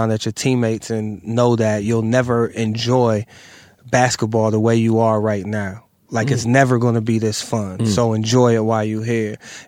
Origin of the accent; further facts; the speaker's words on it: Massillon, Ohio, United States; moved away as an adult; also born or lived in Brooklyn, New York; I grew up in Ohio.